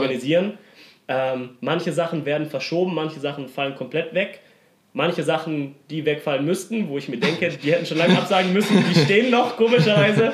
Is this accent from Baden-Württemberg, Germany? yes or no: yes; Stuttgart, Baden-Württemberg, Germany; Ich komme aus Stuttgart